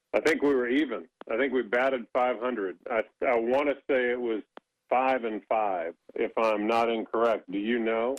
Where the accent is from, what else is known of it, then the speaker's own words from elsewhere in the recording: Indiana, United States; moved away as an adult; now in North Carolina, United States; growing up in between uh, Purdue just to my north, 30 minutes, and IU to my south by an hour